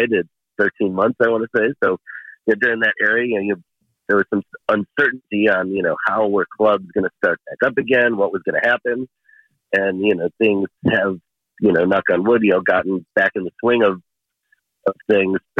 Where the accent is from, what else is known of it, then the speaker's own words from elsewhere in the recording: Chicago, Illinois, United States; growing up in Chicago was like, you know, sort of a DJ culture town in that era.